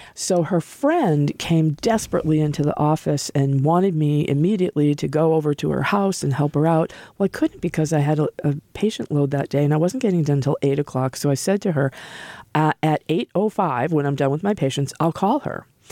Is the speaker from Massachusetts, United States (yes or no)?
yes; Norwood, Massachusetts, United States; moved away as an adult; also born or lived in Norfolk / California; I'm a local person. I grew up in Norwood